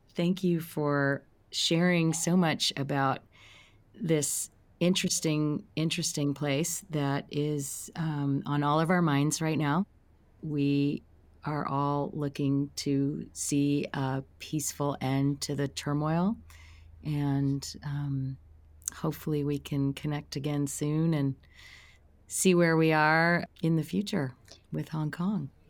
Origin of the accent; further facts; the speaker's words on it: Silicon Valley, California, United States; I come from Silicon Valley